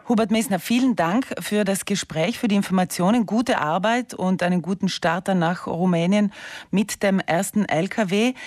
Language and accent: German; South Tyrol, Trentino-Alto Adige, Italy; bei uns in Südtirol, wo es uns gut geht